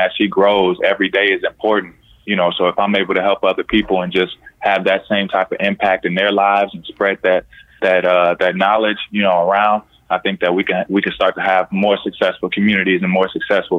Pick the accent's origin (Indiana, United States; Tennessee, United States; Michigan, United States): Indiana, United States; Born and raised in Indiana, yeah.